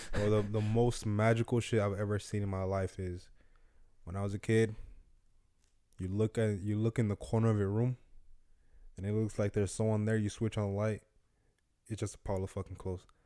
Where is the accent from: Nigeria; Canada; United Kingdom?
Nigeria; growing growing up in Nigeria